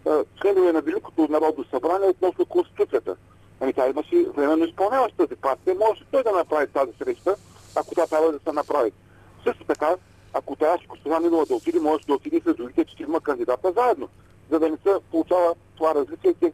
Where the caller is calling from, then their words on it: Ruse, Ruse Province, Bulgaria; от Русе.